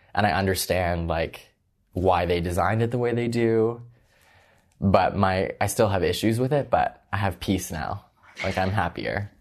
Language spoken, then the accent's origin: English; Toronto, Ontario, Canada; I went to high school in Scarborough